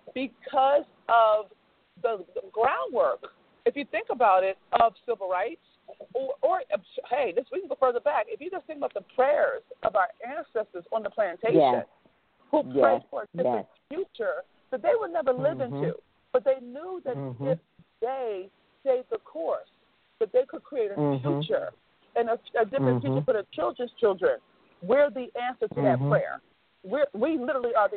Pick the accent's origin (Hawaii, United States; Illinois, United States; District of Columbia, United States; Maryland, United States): Maryland, United States; Baltimore; Baltimore, which is my hometown